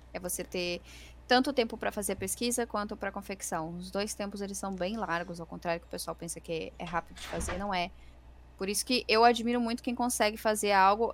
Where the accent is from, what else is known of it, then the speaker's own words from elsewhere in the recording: Rio Grande do Sul, Brazil; eu sou gaúcha